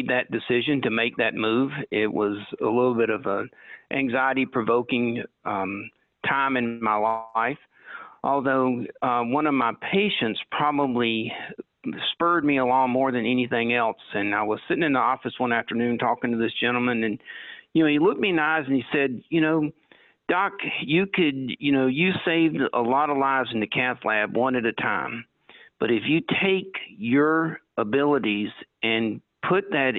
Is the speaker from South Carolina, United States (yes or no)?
yes; Anderson, South Carolina, United States; now in Barberton, United States; the hometown I grew up in Anderson, South Carolina